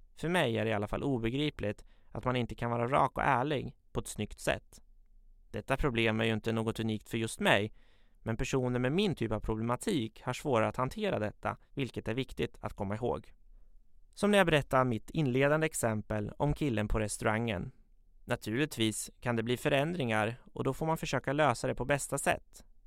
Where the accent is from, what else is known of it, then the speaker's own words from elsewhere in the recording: Katrineholm, Södermanland, Sweden; Jag är född och uppvuxen i Katrineholm, där jag fortfarande bor